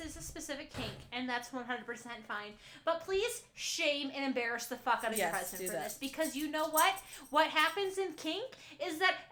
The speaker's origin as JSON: {"language": "English", "region": "Midwest", "country": "United States", "said": "we're from the Midwest"}